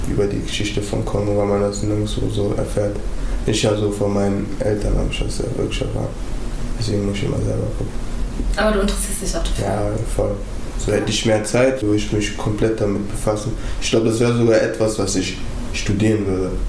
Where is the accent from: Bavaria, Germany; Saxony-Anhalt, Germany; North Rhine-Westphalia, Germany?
North Rhine-Westphalia, Germany; Wuppertal; Wuppertal ist so klein. Also wo ich ganz viele Sachen nur verbinde. Barm und Oberbarm. Da wo ich aufgewachsen bin, halt. so diese Ecken, Unterbarm.